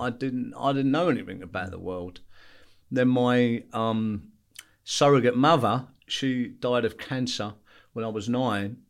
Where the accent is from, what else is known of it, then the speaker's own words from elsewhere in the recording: London, United Kingdom; also born or lived in Belfast; I went back to East London, which is, which is where I grew up in Bethnal Green